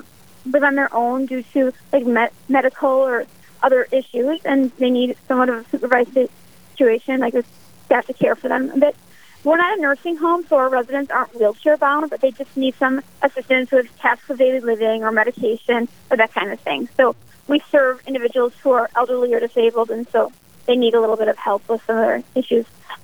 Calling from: West St. Paul, Minnesota, United States; I'm tuning in from West St. Paul, Minnesota, presently.

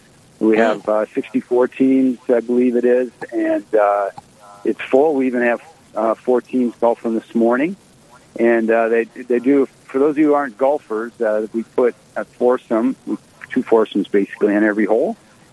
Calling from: Sioux Falls, South Dakota, United States; I'm actually here at the Country Club of Sioux Falls right now at this moment.

